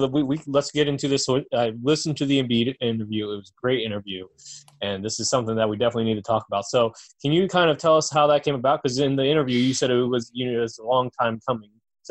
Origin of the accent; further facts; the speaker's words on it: Georgetown, Delaware, United States; I'm from Georgetown, Delaware, and I used to go to Lewis all the time growing up.